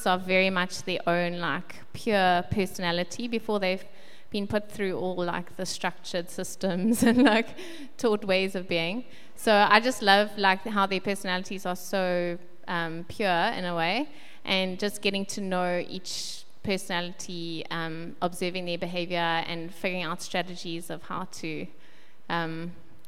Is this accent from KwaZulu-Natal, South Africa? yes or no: yes; Westville, KwaZulu-Natal, South Africa; also born or lived in Kloof; now in Pinetown, South Africa; at the moment, we live in Pinetown. I grew up in Westville, went to school in Kloof